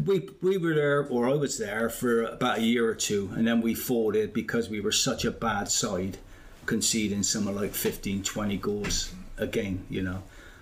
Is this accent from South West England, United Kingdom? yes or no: yes; Bristol, South West England, United Kingdom; I'm from Lochlease as well, born and bred